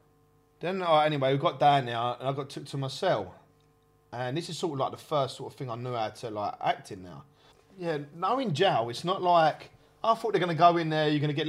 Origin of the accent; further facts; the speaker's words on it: Kent, South East England, United Kingdom; I'm from Kent.